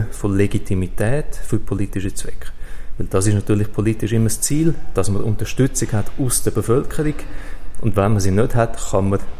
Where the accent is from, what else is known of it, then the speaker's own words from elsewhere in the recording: Switzerland; AstroTurf ist ein Begriff, den wir bei uns in der Schweiz in Europa nicht so kennen.